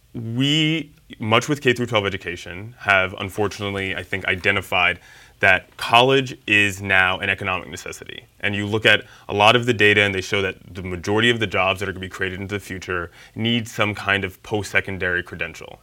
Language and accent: English; New York City, New York, United States; I'm from Harlem. Yeah, I was born and raised in Harlem